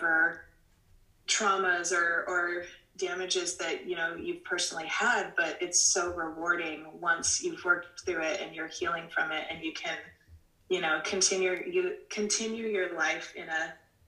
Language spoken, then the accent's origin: English; Houston, Texas, United States; moved away as an adult; now in Orem, United States; I was born and raised in Houston, Texas